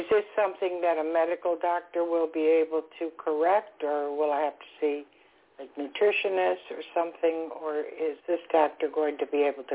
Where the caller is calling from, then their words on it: Florida, United States; I'm calling from Florida.